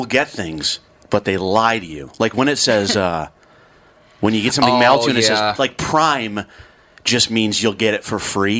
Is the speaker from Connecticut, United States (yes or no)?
no; upstate New York, United States; in upstate New York, and the guy, which is my home, it was my hometown.